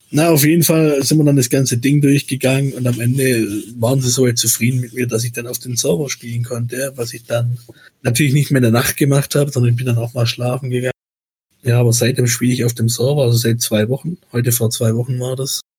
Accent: Baden-Württemberg, Germany; accent: Swabian; man hört meinen mein Dialekt dann schon manchmal noch durch, aber ich kann das einfach nicht, wenn mein Gegenüber kein Schwäbisch spricht. Ich kann dann nicht durchgehend Schwäbisch sprechen.

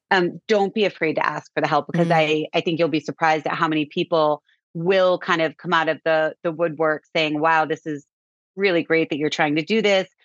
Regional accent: Cape Cod, Massachusetts, United States; We grew up on Cape Cod

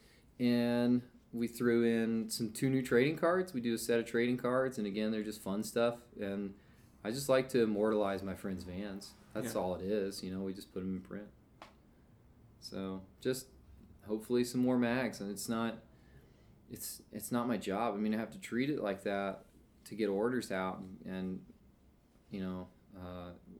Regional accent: Kentucky, United States; now in Lancaster, United States; I'm from Kentucky

